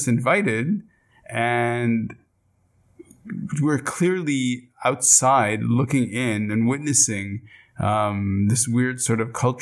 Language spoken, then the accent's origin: English; Montreal, Quebec, Canada; also born or lived in Israel; We grew up in Montreal